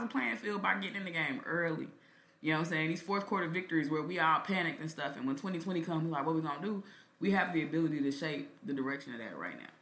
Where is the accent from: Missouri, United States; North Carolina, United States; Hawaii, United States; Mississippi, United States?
Missouri, United States; Kansas City; growing up in Kansas City